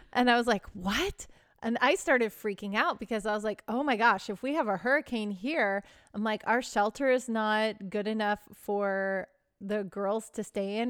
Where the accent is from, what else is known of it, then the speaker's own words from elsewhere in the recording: Texas, United States; now in Southern California, United States; I grew up in Texas